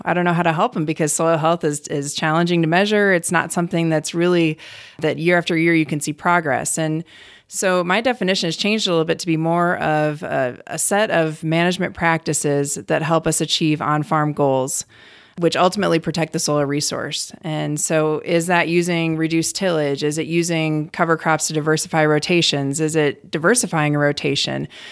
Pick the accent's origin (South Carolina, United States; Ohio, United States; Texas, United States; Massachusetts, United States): Ohio, United States; Cleveland; born or raised there; moved away as an adult; also born or lived in Colorado / Wyoming / Virginia; now in North Dakota, United States